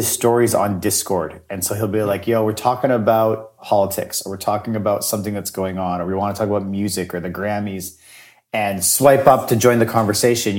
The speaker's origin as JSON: {"language": "English", "town": "Winnipeg", "region": "Manitoba", "country": "Canada", "said": "I am from Winnipeg"}